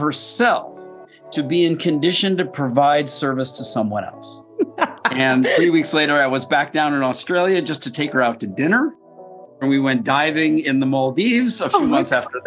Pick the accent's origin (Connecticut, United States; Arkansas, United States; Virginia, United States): Connecticut, United States; Westport; I grew up in Westport, Connecticut